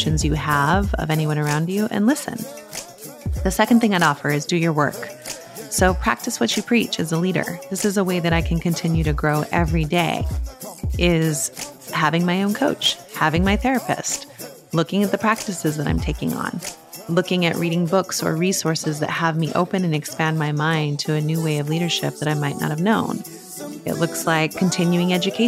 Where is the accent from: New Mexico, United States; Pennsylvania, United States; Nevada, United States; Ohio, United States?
New Mexico, United States; growing up in New Mexico